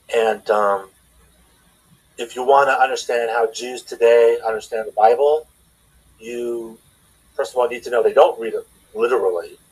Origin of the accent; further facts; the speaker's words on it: Los Angeles, California, United States; moved away as an adult; now in Philadelphia, United States; I'm from Los Angeles, from the San Fernando Valley